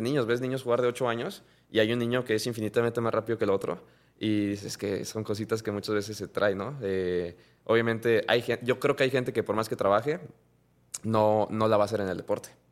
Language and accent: Spanish; Mexico; la cultura que tenemos como mexicano